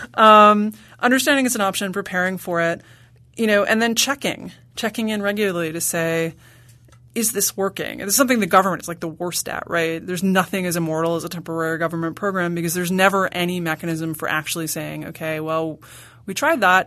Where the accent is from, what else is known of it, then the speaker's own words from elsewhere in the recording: New York City, New York, United States; I grew up in Manhattan